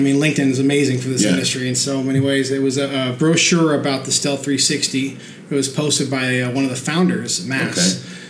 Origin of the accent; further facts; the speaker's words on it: Copenhagen, Capital Region of Denmark, Denmark; moved away as an adult; I'm originally from Copenhagen, Denmark.